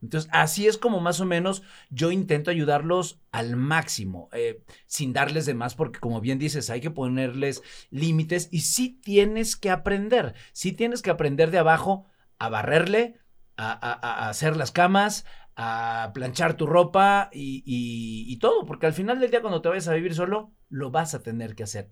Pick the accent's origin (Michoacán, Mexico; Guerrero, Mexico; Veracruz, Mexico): Veracruz, Mexico; Alvarado; moved away; also born or lived in Mexico City; Soy de Veracruz, de un poblado muy pequeño, un pobladito que se llama Alvarado